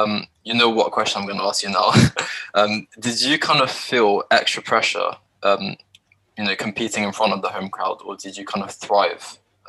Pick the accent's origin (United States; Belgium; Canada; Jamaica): Belgium; now in Spain; I'm originally from Belgium